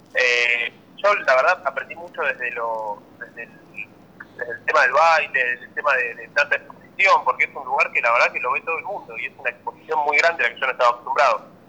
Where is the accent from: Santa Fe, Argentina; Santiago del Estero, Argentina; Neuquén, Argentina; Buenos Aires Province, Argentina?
Santa Fe, Argentina; a town near Rosario; now in Buenos Aires, Argentina; desde mi pueblo me tenía que movilizar hasta Rosario para tomar las clases.